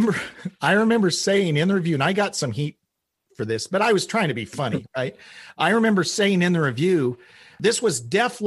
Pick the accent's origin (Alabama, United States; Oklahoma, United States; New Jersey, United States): Oklahoma, United States; I grew up in Oklahoma, middle of the U.S.